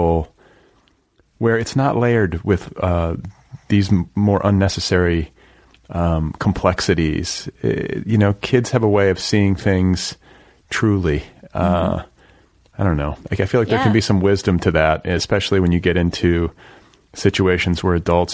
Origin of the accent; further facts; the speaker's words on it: Indiana, United States; also born or lived in Milwaukee; I grew up in the Midwest and in Indiana.